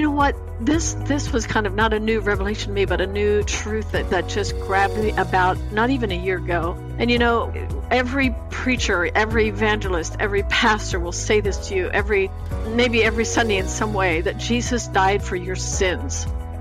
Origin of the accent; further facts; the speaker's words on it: Lancaster County, Pennsylvania, United States; I grew up in an Amish home in Lancaster County, Pennsylvania.